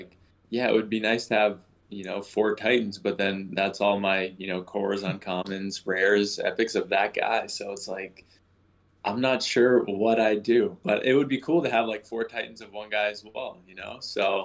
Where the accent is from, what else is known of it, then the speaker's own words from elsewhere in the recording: Markham, Ontario, Canada; also born or lived in United States; I grew up in Markham, so it's just outside of Toronto